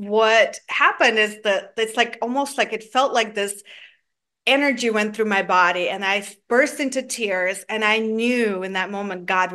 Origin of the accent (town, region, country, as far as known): Georgia; born or raised there; now in Atlanta, United States